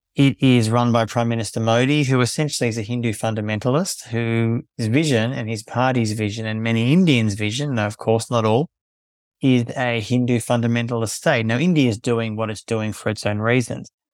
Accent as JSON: {"language": "English", "town": "Melbourne", "region": "Victoria", "country": "Australia", "tie": "born or raised there", "also_born_or_lived": "South Sudan / Palestine", "moved": "as an adult", "said": "I was born in Melbourne, Australia"}